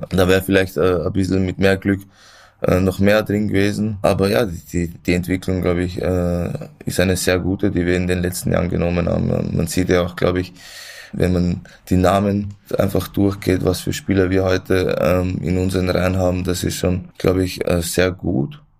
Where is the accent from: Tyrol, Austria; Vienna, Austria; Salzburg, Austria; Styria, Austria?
Vienna, Austria; ich bin in Wien geboren, da aufgewachsen und ähm